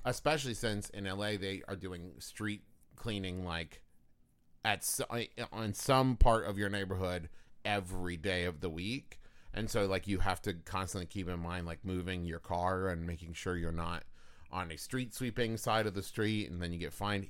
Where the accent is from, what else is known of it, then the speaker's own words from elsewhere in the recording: Huntington, West Virginia, United States; Huntington, West Virginia, my hometown